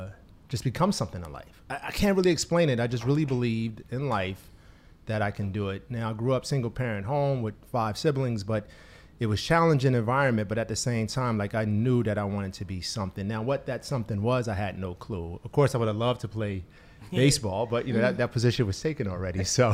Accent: Newark, New Jersey, United States; I was born in New Jersey. Where? Newark, New Jersey. Yeah, Newark, New Jersey.

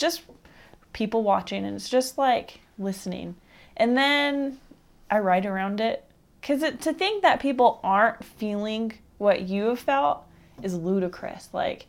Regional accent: East Coast, United States; I think growing up in the East Coast would really help me.

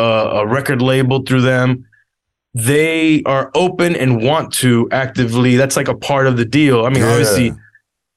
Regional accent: Miami, Florida, United States; also born or lived in Los Angeles, California; I'm from Miami via Los Angeles, I was born in Los Angeles, and I still have family there. So I have roots in L.A., the West Coast. I'm growing up in the South, in Miami specifically

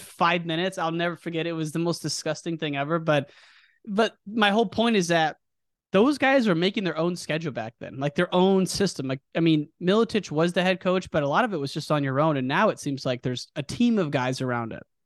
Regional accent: United States; my hometown, the Quad Cities

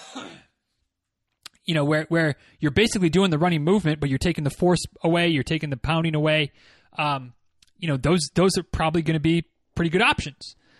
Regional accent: Michigan, United States; moved away; growing up in Michigan

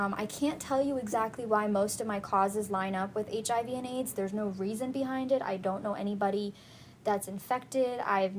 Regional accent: New Jersey, United States; Pretty much, yeah, I moved down here from New Jersey, and I was like, man, if this is what Maryland's like, I'm never going to leave, and that's exactly what happened. I'm still living in Maryland, working in D.C.

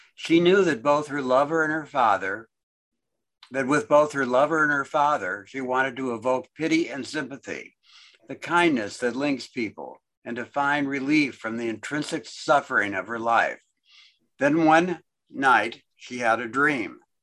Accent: United States; also born or lived in Austin; I was born in the United States

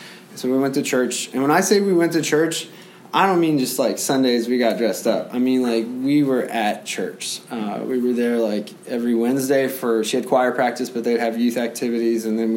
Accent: San Antonio, Texas, United States; I was born in San Antonio

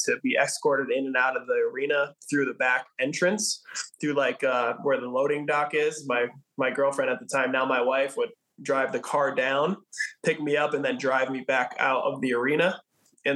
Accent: Cincinnati, Ohio, United States; I was from Cincinnati too.

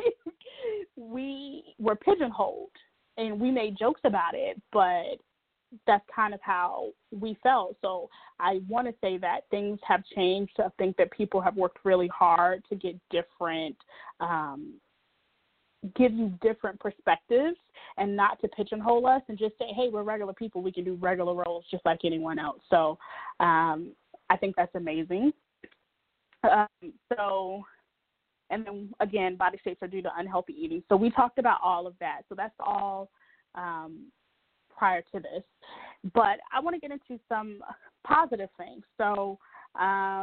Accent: the South, United States; I'm from the South, so being heavier was never seen as such this really bad thing.

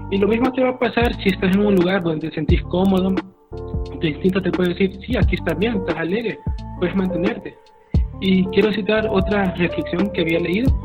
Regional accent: El Salvador

